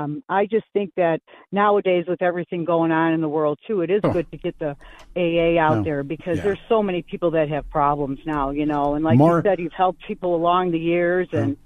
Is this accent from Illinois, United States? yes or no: yes; Illinois, United States; I'm from Illinois